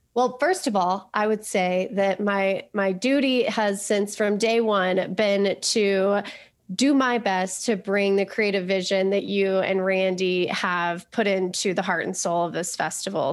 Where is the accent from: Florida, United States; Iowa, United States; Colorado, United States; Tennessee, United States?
Colorado, United States; moved away; also born or lived in New York; I grew up in Colorado